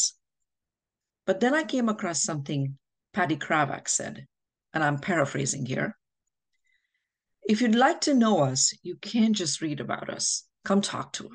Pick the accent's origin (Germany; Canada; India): India; moved away as an adult; now in New Jersey, United States; I'm a mother, a wife, an author, and an immigrant from India. I came to the United States 20 years ago